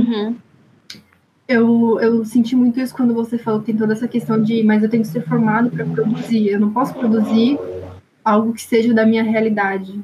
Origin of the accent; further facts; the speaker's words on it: São Paulo, Brazil; eu sou aqui da zona sul de São Paulo, não sou do extremo sul, sou aqui do Jabaquara